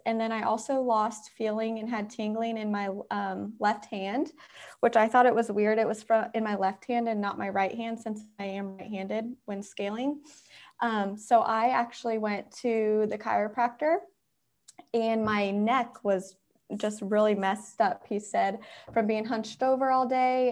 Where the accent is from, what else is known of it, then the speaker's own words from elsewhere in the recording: Indiana, United States; now in Atlanta, United States; I'm originally from Indiana, but now I live in Atlanta